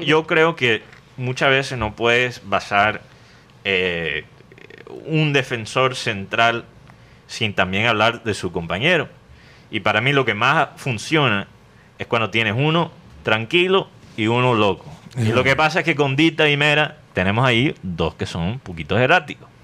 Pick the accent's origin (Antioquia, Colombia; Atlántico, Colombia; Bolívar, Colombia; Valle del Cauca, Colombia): Atlántico, Colombia; Barranquilla; now in United States